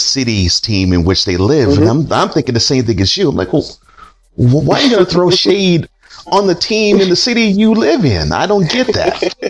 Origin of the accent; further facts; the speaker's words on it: Houston, Texas, United States; I come from Houston